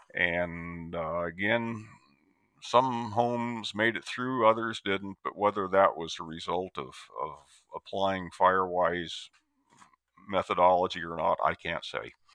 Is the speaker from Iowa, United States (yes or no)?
yes; Iowa, United States; moved away as an adult; also born or lived in Tennessee / Oregon; native of Iowa